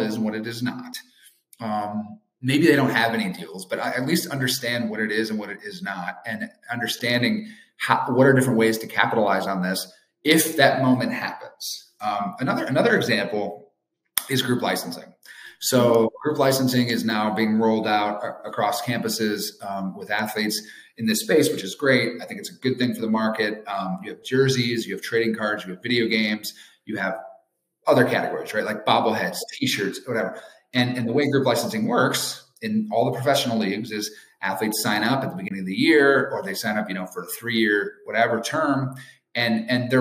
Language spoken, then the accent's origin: English; Wisconsin, United States; I'm a Badger, so I'm gonna go with my hometown state and my alma mater